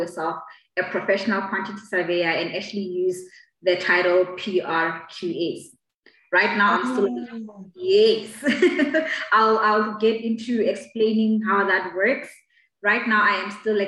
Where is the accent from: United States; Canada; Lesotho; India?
Lesotho; moved away as an adult; also born or lived in Pretoria, South Africa; now in South Africa; I was born and raised in Lesotho. I came to South Africa in 2012 when I came to study at the University of Pretoria.